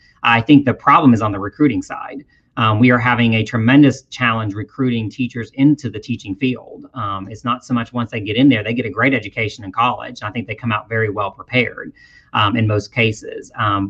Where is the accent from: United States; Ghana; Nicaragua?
United States; Pennsylvania; but I came from Pennsylvania. I grew up in Pennsylvania.